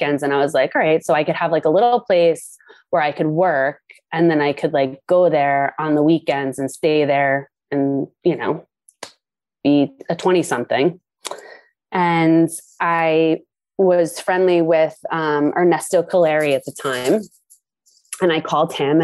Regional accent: Wanamassa, New Jersey, United States; I grew up in Wanamassa.

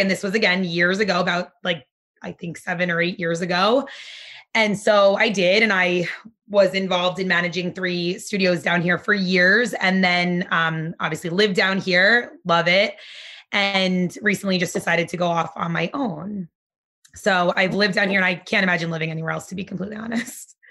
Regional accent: Nutley, New Jersey, United States; also born or lived in Barnegat, New Jersey; now in Asbury Park, United States; eventually we moved to Nutley, New Jersey. That's where I grew up.

